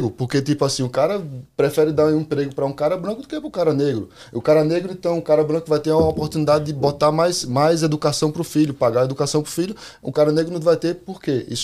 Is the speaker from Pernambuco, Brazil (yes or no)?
yes; Pernambuco, Brazil; born there; Eu nasci no Pernambuco, mas eu.